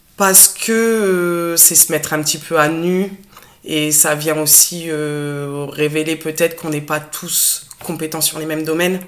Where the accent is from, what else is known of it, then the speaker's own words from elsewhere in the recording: Picardy, Hauts-de-France, France; moved away as an adult; now in Béziers, France; Je suis picarde, donc j'ai pas l'accent du sud. Euh, je suis arrivée dans le sud il y a quelques années